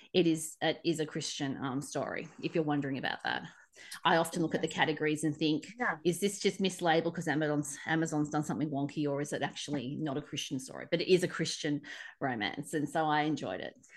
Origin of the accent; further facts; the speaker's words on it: Australia; accent: Aussie; my Aussie accent